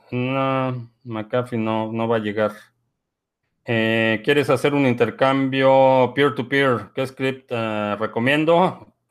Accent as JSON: {"language": "Spanish", "country": "Venezuela", "said": "parece que en mi país, Venezuela, pretenden eso."}